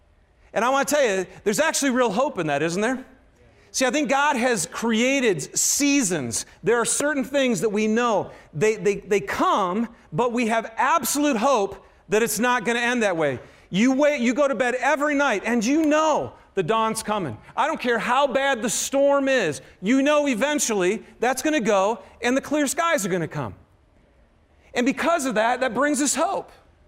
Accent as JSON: {"language": "English", "region": "Michigan", "country": "United States", "lives_now": "Utah, United States", "said": "Yes, I am from Michigan, but I'm a Ute now, baby."}